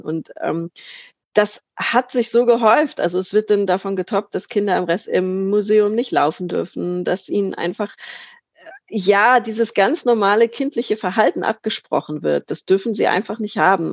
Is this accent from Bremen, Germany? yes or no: no; Lübeck, Schleswig-Holstein, Germany; in meiner Heimatstadt Lübeck